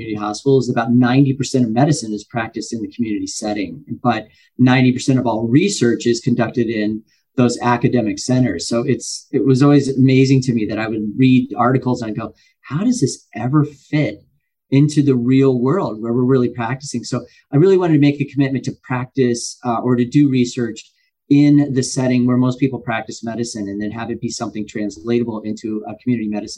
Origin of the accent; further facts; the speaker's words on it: Lima, Ohio, United States; growing up, I was born in Lima, Ohio. We didn't have a lot of money.